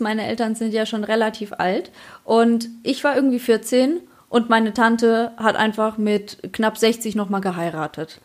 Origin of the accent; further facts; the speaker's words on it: Poland; now in Germany; Bei uns in Polen